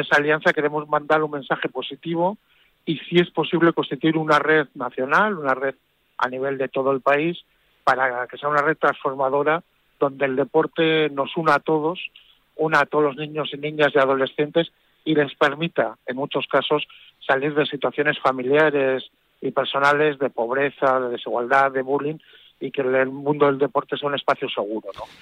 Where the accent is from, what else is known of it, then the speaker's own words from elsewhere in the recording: San Sebastián, Basque Country, Spain; como soy donostiarra, muy de la Real Sociedad. Desde que era pequeño